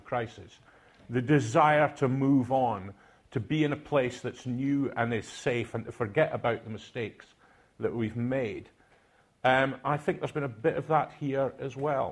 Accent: Aberdeen, Scotland, United Kingdom; accent: Doric; first language Doric; English is a second language; moved away; I'm from Aberdeen. I didn't speak English when I went to university. I spoke Doric

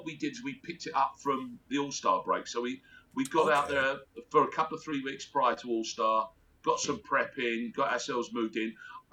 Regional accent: Australia; moved away; also born or lived in England; Australia, obviously.

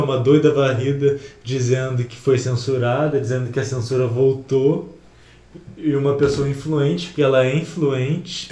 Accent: Rio de Janeiro, Brazil; eu como carioca

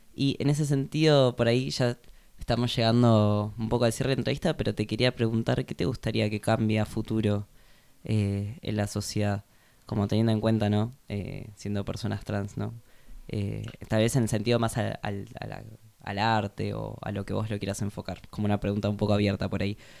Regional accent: Argentina; así somos los argentinos

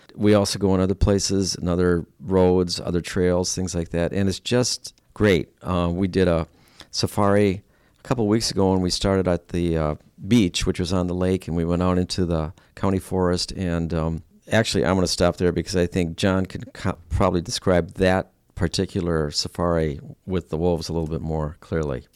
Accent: Stevens Point, Wisconsin, United States; moved away as an adult; I'm from Stevens Point

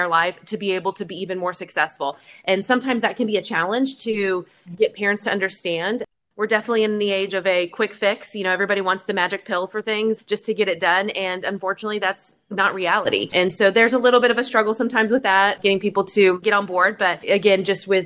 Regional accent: Coppell, Texas, United States; the town that we grew up in Coppell.

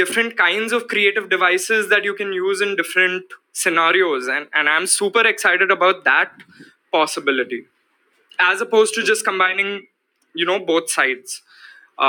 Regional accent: India; we are in this very dynamic phase as Indian advertisers and marketers

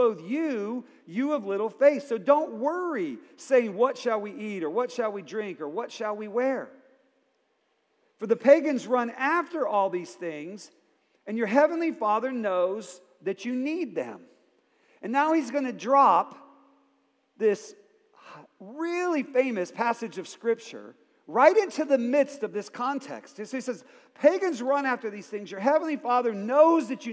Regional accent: Akron, Ohio, United States; I grew up in Akron, Ohio

